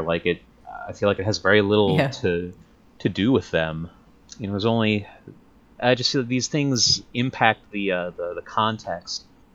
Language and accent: English; New Jersey, United States; I am from New Jersey